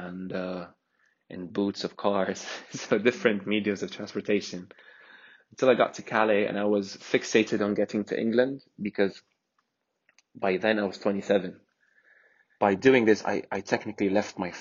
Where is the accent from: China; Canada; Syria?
Syria; moved away as an adult; also born or lived in Egypt; I'm from Syria.